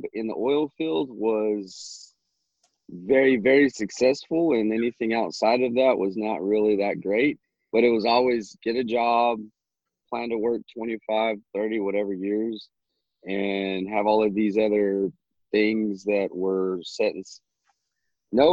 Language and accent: English; New Mexico, United States; moved away as an adult; now in Texas, United States; I'm from New Mexico